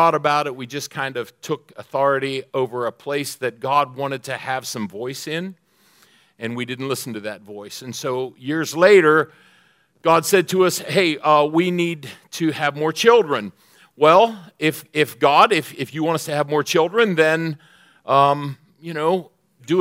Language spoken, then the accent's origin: English; Pennsylvania, United States; I'm from Pennsylvania